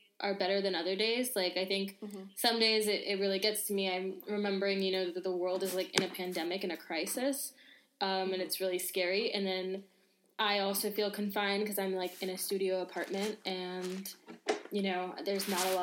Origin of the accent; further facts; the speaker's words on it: New York City, New York, United States; moved away as an adult; now in Paris, France; I'm from New York.